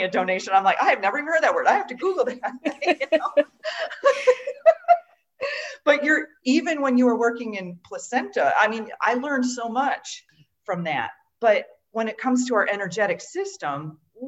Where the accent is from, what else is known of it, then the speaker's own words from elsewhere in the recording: Western New York, United States; moved away as an adult; also born or lived in Florida / Washington State; I grew up in Western New York, where there's a lot of Amish community here